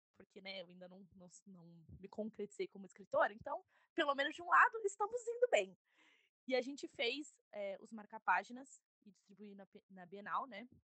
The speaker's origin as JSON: {"language": "Portuguese", "region": "São Paulo", "country": "Brazil", "said": "eu sou de São Paulo"}